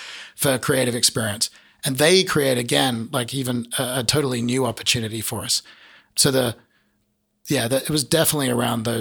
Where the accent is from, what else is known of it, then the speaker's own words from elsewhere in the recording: southern part of Australia, southern Australia, Australia; also born or lived in San Diego, United States; now in United States; being an Australian from the southern part of Australia